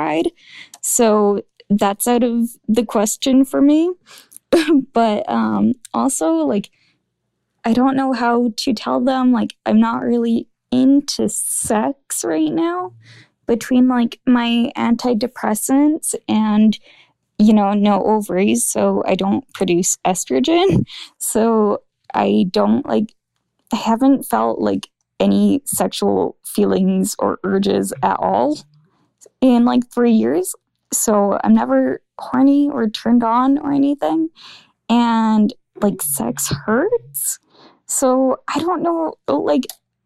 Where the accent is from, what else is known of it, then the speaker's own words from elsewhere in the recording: Alberta, Canada; I'm from Alberta, Canada